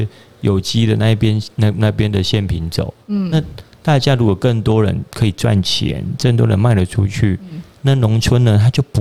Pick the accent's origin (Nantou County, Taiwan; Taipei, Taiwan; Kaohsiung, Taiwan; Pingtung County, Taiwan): Pingtung County, Taiwan; 就是说，我是屏东人，拍摄我得可能被讲完屏东的酸呀了，嗯，对吧？